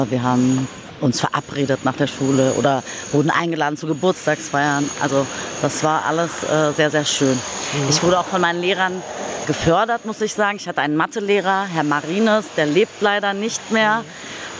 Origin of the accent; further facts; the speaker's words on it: Berlin, Germany; Ich bin in Berlin-Kreuzberg geboren, 1975, im Wrangelkiez Schlesisches Tor.